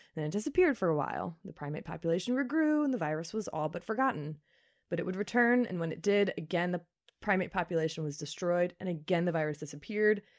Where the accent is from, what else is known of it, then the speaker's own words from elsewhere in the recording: Kentucky, United States; my home state, Kentucky